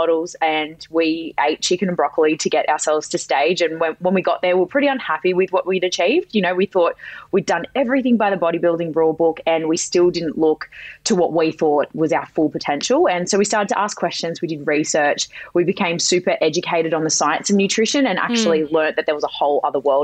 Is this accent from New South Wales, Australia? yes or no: yes; Sydney, New South Wales, Australia; I'm from any Sydney siders that know, I'm from the Shire, in a little more refined Menai.